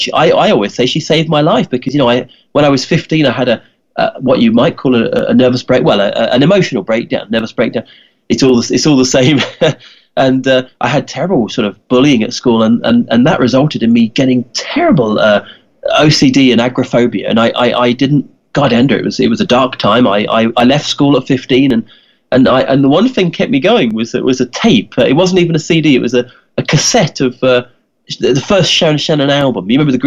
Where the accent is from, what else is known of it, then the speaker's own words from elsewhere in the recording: England, United Kingdom; when I was 10, I was growing up in England, and I had a poster of … on my bedroom wall.